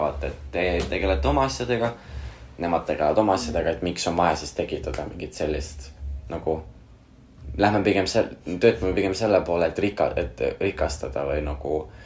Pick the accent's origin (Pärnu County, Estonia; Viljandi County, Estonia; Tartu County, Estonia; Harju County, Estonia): Pärnu County, Estonia; Pärnu; ma olen Pärnus üles kasvanud, ma tunnen, ma olen Pärnust pärit